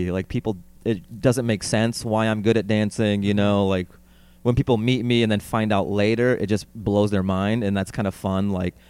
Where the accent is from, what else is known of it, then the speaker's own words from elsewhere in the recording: Seattle, Washington, United States; My parents are from there, but I was born in Seattle.